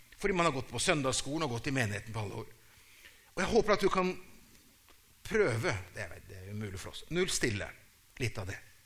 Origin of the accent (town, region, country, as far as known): Brazil